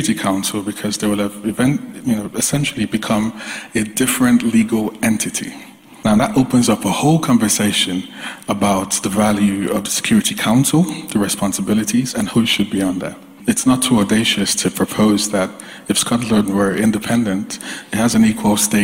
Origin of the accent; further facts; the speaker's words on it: Nigeria; as a Nigerian myself, as someone who had grandparents that lived under essentially